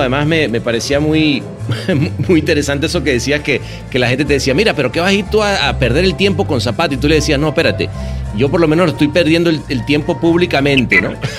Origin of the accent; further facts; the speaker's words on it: Caracas, Capital District, Venezuela; yo crecí en la Universidad Central de Venezuela. El aula magna ah, fue, ¿sabes? Fue como mi segunda casa